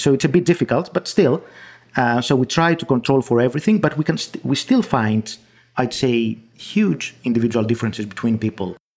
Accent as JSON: {"language": "English", "country": "Greece", "accent": "Greek", "first_language": "Greek", "second_language": "English", "said": "my Greek accent"}